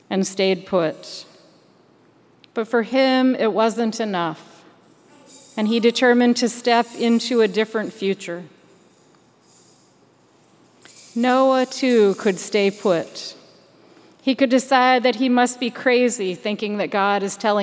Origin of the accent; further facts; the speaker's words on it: Michigan, United States; moved away; also born or lived in Maryland; Growing up in Michigan